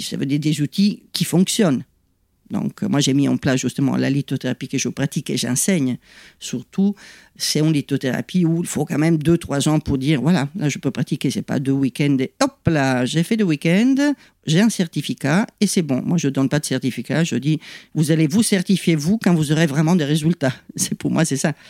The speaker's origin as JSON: {"language": "French", "country": "Italy", "second_language": "French", "moved": "as an adult", "lives_now": "France", "said": "je suis italienne, pas d'origine italienne, mais italienne, j'y tiens"}